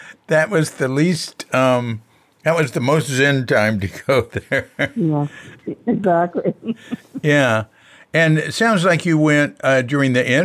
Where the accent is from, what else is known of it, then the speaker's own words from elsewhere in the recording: New York, United States; moved away as an adult; also born or lived in Berkeley, California; I was born in Brooklyn.